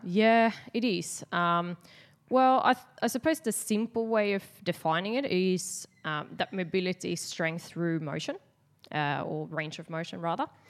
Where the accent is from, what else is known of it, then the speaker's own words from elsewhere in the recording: Sweden; moved away as an adult; now in Australia; I'm from Sweden